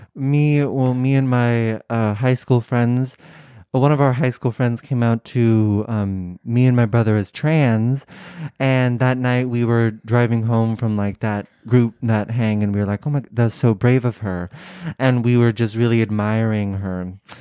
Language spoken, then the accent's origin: English; San Francisco Bay Area, California, United States; Bay Area, San Francisco area.